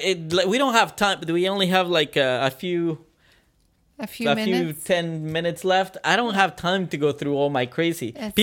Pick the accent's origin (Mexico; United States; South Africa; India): Mexico; Mexico City; moved away; actually, I grew up in Mexico City.